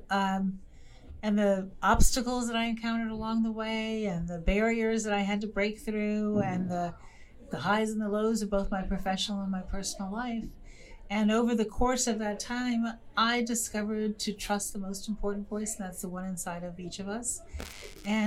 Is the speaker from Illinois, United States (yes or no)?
yes; Chicago, Illinois, United States; now in Washington, United States; I'm from Chicago, although I still kind of live in Washington